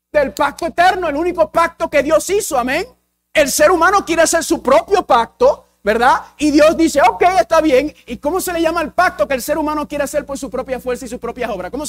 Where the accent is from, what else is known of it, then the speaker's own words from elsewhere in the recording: Puerto Rico; first language English; Spanish is a second language; soy puertorriqueño y dominicano. Y el inglés es mi primer idioma, así que hablo un español pateado.